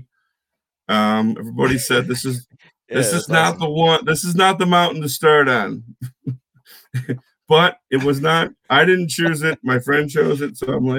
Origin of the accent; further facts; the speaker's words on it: Syracuse, New York, United States; growing up in Syracuse, my family owned a camper